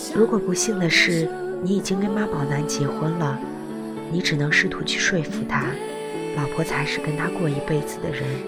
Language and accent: Chinese; China; 在我们中国人看来，因为这点小事离婚有点儿不可理喻